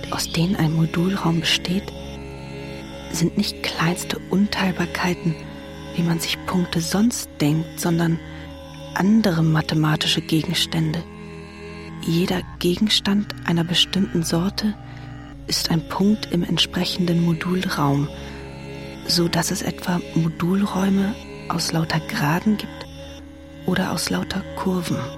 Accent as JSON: {"language": "German", "region": "Hesse", "country": "Germany", "said": "Iran ist nicht mein Heimatland. Hessen ist mein Heimatland."}